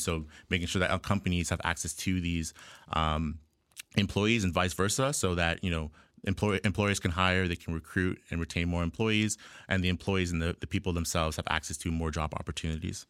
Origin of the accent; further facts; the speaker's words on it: Ajax, Ontario, Canada; I was born and raised in Ajax, Ontario here, uh, just east of Toronto.